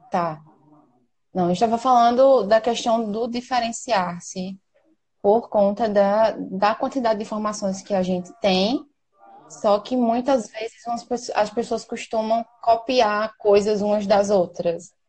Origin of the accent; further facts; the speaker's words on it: Maceió, Alagoas, Brazil; sou daqui de Maceió